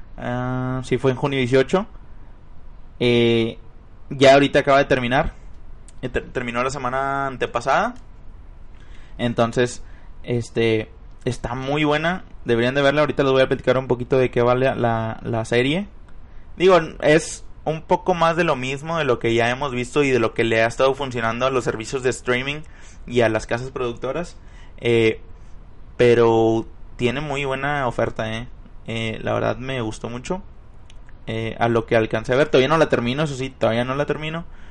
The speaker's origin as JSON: {"language": "Spanish", "town": "Monterrey", "region": "Nuevo León", "country": "Mexico", "tie": "born or raised there", "said": "en Monterrey, Nuevo León, para ser exactos, de donde soy originario"}